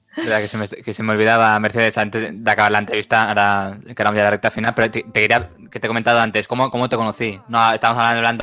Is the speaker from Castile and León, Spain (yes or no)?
no; Barcelona, Catalonia, Spain; somos de Barcelona